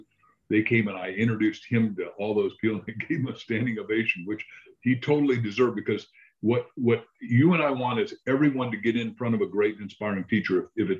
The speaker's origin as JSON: {"language": "English", "region": "Illinois", "country": "United States", "tie": "born or raised there", "said": "That's right. I mean, we had no books in the house."}